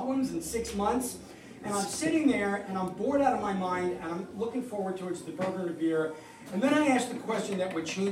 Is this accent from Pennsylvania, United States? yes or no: no; New York, United States; moved away as an adult; now in Flemington, United States; I'm originally from New York